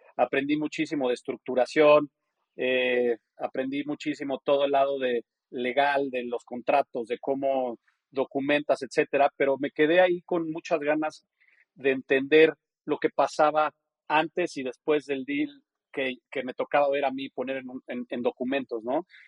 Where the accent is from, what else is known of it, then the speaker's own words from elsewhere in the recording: Mexico; moved away as an adult; also born or lived in New Hampshire / New York / Geneva; yo nací, crecí en México